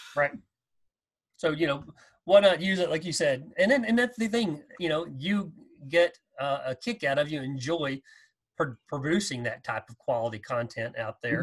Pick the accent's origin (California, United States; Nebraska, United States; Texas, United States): Texas, United States; growing up in Texas